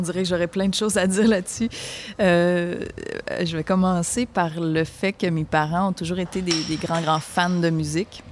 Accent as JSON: {"language": "French", "town": "Sainte-Françoise", "region": "Quebec", "country": "Canada", "said": "Je viens de Sainte-Françoise de Lobinière. Ça se trouve être un tout petit village dans la région du centre du Québec."}